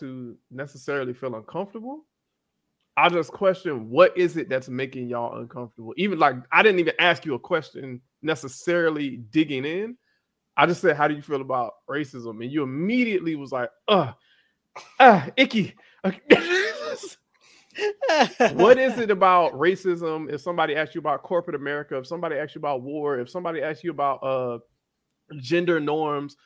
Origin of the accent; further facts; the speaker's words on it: Florida, United States; also born or lived in Tampa; I'm from Florida